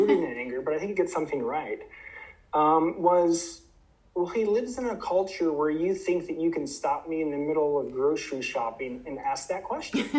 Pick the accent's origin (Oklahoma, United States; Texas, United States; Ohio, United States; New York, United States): Ohio, United States; moved away as an adult; also born or lived in Idaho; now in Michigan, United States; I grew up in the Midwest. I'm originally from Ohio